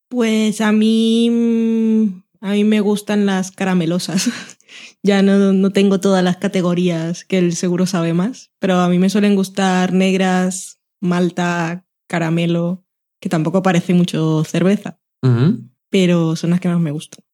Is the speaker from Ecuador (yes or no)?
no; Barranquilla, Atlántico, Colombia; also born or lived in Sabadell; now in Spain; yo crecí en Barranquilla